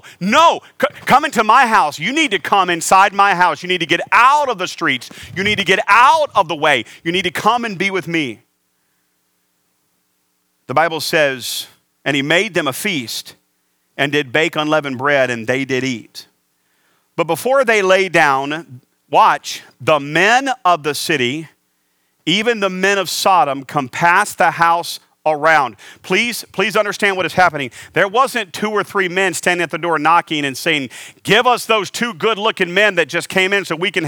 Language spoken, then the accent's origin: English; the South, United States; now in Phoenix, United States; I was raised in the South.